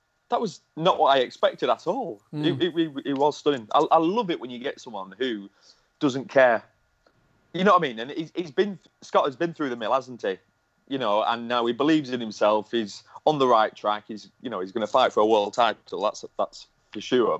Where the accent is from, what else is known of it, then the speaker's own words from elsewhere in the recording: Lancashire, North West England, United Kingdom; I'm from Lancashire.